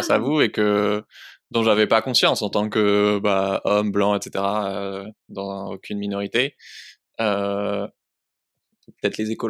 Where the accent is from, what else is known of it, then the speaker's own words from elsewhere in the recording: Grenoble, Auvergne-Rhône-Alpes, France; je suis de Grenoble, je suis française